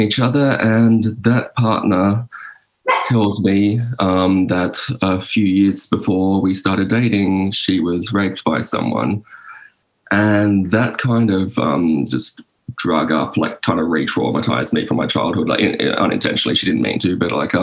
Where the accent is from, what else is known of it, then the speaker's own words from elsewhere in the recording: Sydney, New South Wales, Australia; I'm from Sydney, like inner Western Sydney.